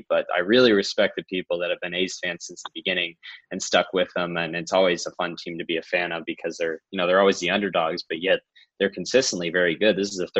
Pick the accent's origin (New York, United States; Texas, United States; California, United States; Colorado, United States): California, United States; Stockton; because I'm from Stockton, but I'm a fan of all Chicago teams because that's where my mom's from.